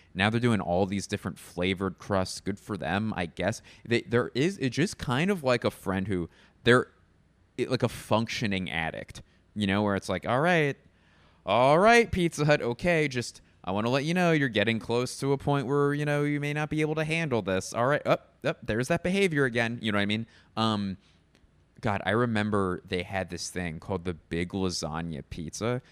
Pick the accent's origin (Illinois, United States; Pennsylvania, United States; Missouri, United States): Pennsylvania, United States; Philadelphia; moved away as an adult; my hometown of Philadelphia